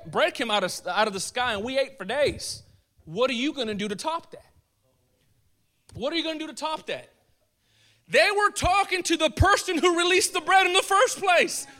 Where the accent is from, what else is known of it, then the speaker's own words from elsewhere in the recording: United States; I'm an American